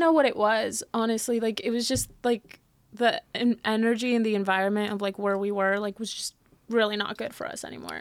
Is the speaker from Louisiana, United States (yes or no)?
no; San Antonio, Texas, United States; born or raised there; also born or lived in Mexico City, Mexico / Miami, Florida; now in Los Angeles, United States